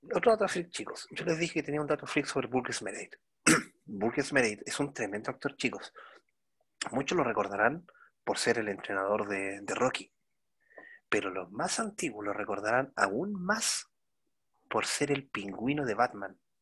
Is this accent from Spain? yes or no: no; Chile; como lo decimos acá en Chile